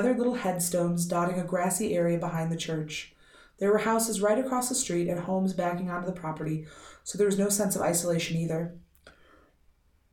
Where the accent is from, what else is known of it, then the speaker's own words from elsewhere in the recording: United States; I'm deeply American